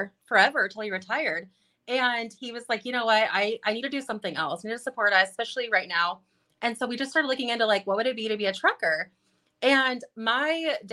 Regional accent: California, United States; moved away; also born or lived in Wisconsin / Coeur d'Alene, Idaho; I'm from California

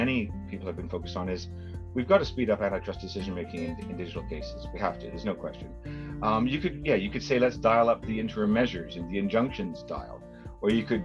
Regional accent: Canada; accent: Canadian; my Canadian accent

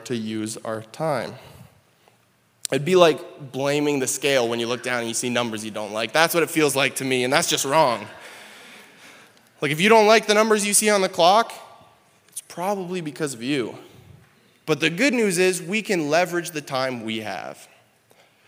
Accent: Canada; moved away as an adult; now in South Dakota, United States; I'm Canadian, and so when Jaden and I decided we were going to get married, we recognized that we were going to move down here in the States

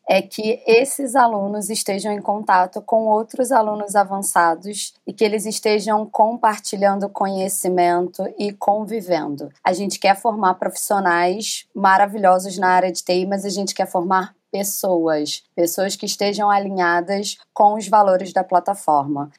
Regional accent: Rio de Janeiro, Brazil; Sou cria da Rocinha

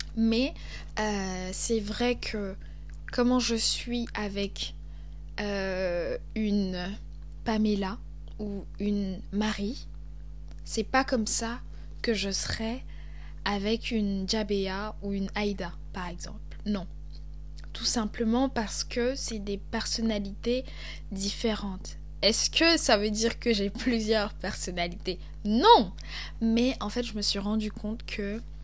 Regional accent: Cameroon; accent: Cameroonian; moved away as an adult; also born or lived in Lyon, France; now in France; j'ai grandi au Cameroun, et euh, j'étais beaucoup dans des milieux bilingues

